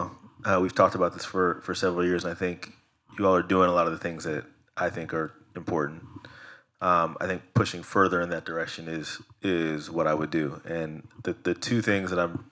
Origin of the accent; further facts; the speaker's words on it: Silicon Valley, California, United States; I grew up in Silicon Valley